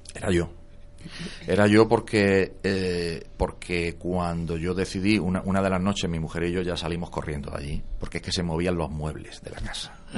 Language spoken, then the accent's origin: Spanish; Jaén, Andalusia, Spain; moved away as an adult; also born or lived in La Línea de la Concepción; mi familia está en Jaén, yo soy de Jaén